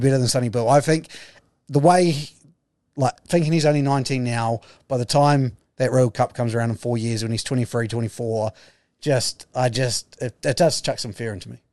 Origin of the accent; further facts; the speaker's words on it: New Zealand; as a New Zealander